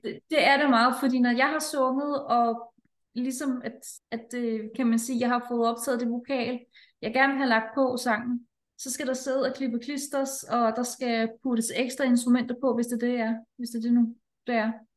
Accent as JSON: {"language": "Danish", "country": "Denmark", "said": "her hjemme i Danmark"}